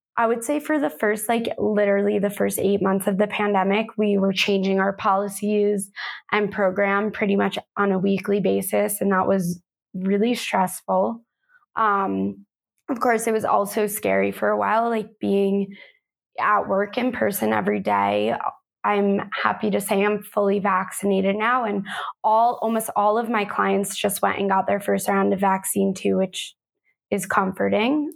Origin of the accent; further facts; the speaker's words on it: United States; also born or lived in Manhattan, New York; now in Sedona, Arizona, United States; I am originally from New York and New Jersey